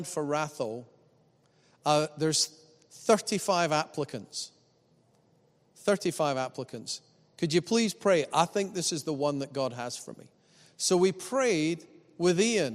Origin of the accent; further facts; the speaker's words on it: Scotland, United Kingdom; though my parents are English, I was brought up in Scotland